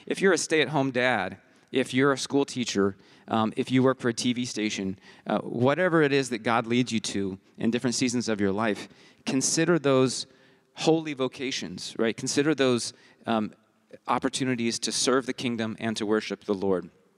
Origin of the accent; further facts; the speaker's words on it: Côte d’Ivoire; I was born and raised in West Africa in Côte d'Ivoire, an English Ivory Coast, which gives me a very different childhood than most of you, I think.